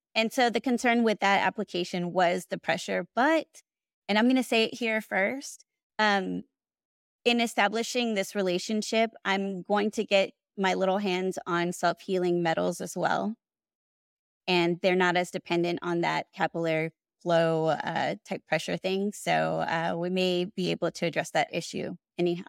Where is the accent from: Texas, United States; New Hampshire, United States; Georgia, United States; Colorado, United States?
Texas, United States; Houston; also born or lived in Austin, Texas; I grew up in Houston